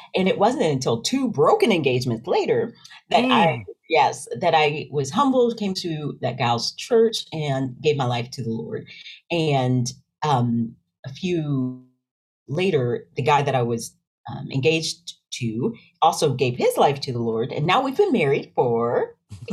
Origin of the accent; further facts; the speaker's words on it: Knoxville, Tennessee, United States; also born or lived in Rocky Mount, North Carolina / near Nashville, Tennessee; Born in Rocky Mount, North Carolina, but raised in Knoxville, Tennessee